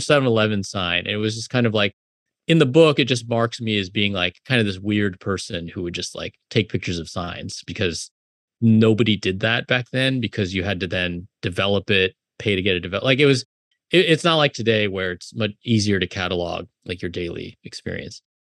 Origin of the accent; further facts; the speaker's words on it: South Bay, California, United States; also born or lived in Illinois; now in New York, United States; I grew up in the South Bay